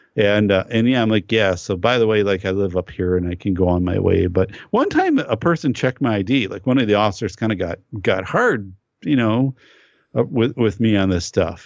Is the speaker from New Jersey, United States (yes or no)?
no; northern Wisconsin, United States; I grew up up north in Wisconsin